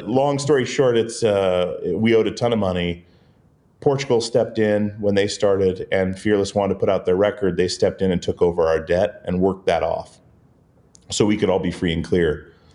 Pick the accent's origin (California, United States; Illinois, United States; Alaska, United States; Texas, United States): Alaska, United States; the little island we grew up on in Alaska